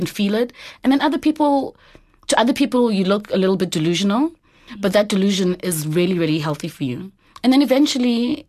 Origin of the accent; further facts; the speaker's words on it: Eastern Cape, South Africa; So I'm originally from the Eastern Cape.